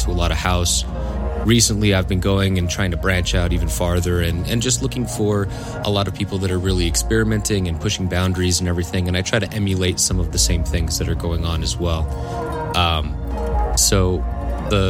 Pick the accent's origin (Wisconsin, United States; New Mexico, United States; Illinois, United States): New Mexico, United States; Santa Fe; also born or lived in Albuquerque, New Mexico; I grew up here in the Santa Fe area, and I'm actually back in Santa Fe right now